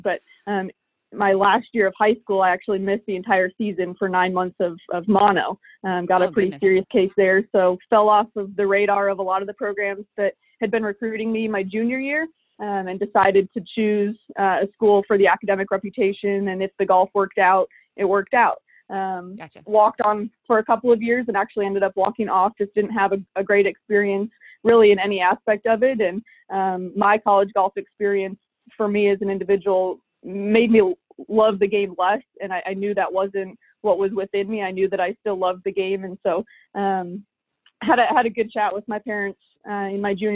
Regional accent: Illinois, United States; moved away; I grew up in Illinois, in the Midwest

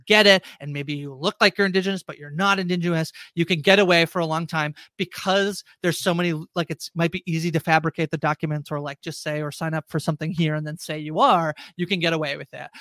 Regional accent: Canada; I'm Canadian

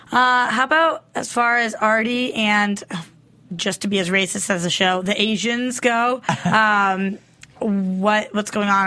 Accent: East Coast, United States; I'm from the East Coast

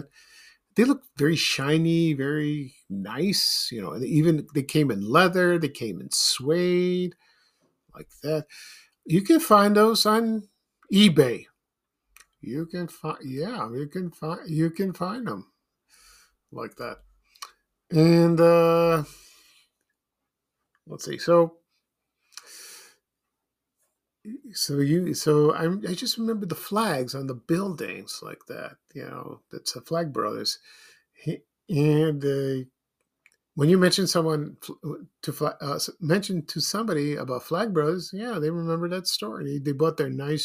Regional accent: Chicago, Illinois, United States; My family and I moved from South Shore to Roseland in 1969. We lived in an apartment building above a shoe store

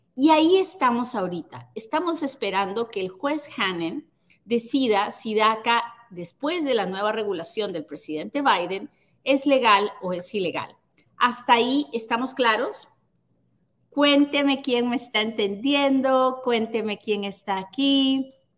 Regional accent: Peru; now in United States; soy peruana

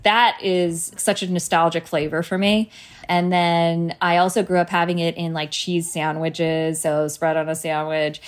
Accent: New Providence, New Jersey, United States; I was born and raised in Jersey

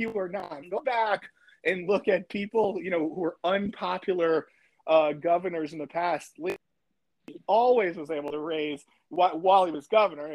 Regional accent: Connecticut, United States; moved away; My hometown in Connecticut

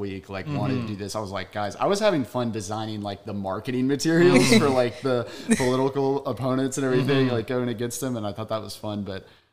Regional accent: Longview, Texas, United States; I grew up in Longview, Texas.

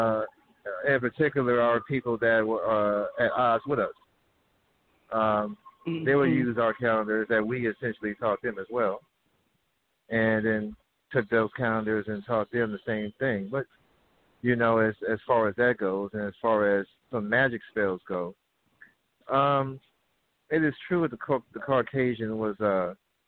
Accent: the Bay Area, California, United States; I live out here in California. As a matter of fact, I'm from the Bay Area

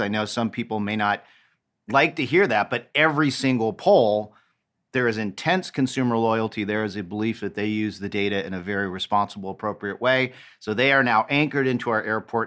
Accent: Los Angeles, California, United States; now in Cincinnati, United States; my hometown of Los Angeles

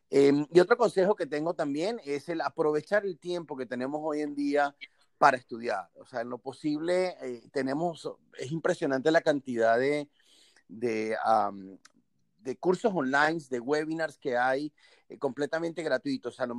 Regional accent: Venezuela; now in Tampa, United States; soy venezolano, vivo en Tampa.

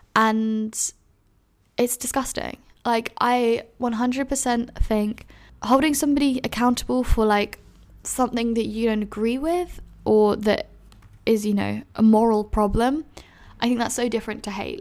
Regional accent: London, United Kingdom; I've been asked so many times, "Where are you from?" And then I've said, "London,"

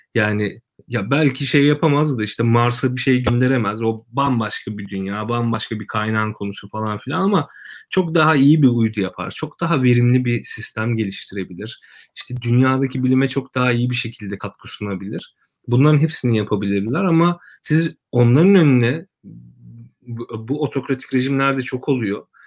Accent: Kırıkkale, Turkey; ben Kırıkkale'liyim

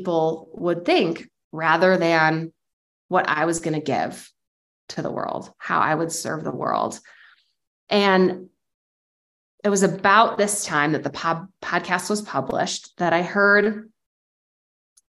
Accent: Lakeville, Illinois, United States; my hometown of Lakeville, Illinois

